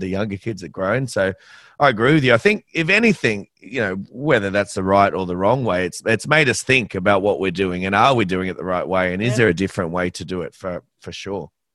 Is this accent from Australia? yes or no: yes; Australia; as an Aussie